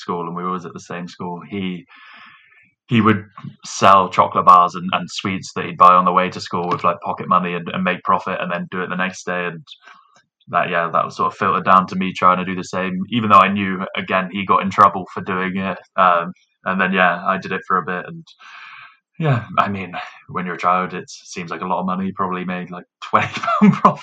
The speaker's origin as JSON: {"language": "English", "region": "England", "country": "United Kingdom", "said": "as an English person"}